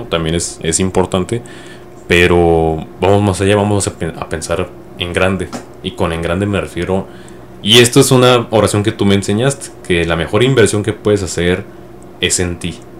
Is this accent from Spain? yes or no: no; Mexico; yo que soy mexicano y muchos mexicanos eh, pues crecimos con esta idea